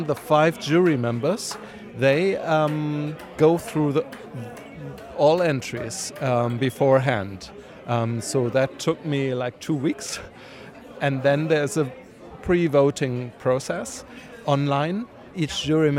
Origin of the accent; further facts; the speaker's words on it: Berlin, Germany; I'm from Berlin.